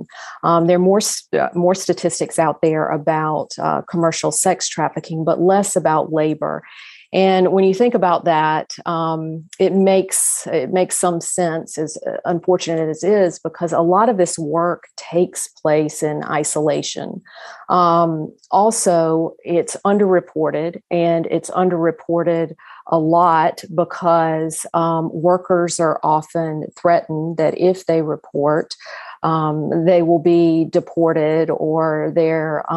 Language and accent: English; South Carolina, United States; I was born and raised in South Carolina